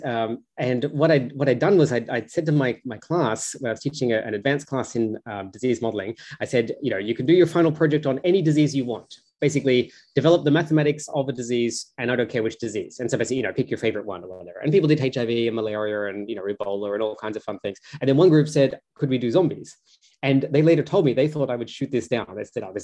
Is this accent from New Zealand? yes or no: no; Australia; I grew up in Australia